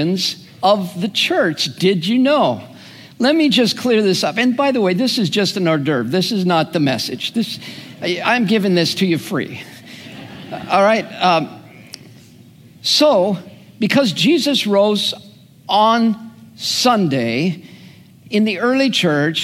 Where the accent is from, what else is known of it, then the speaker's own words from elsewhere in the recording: Southern California, United States; the greenhouse of Southern California, where I grew up